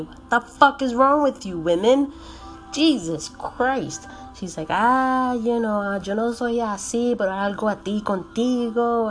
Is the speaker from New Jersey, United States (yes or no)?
yes; New Jersey, United States; I'm fucking Puerto Rican, but I was born and raised in New Jersey